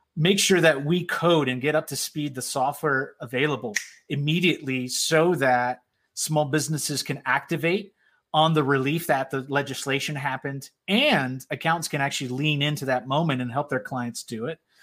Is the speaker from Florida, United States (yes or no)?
yes; South Florida, United States; Puerto Rican background, born and raised in South Florida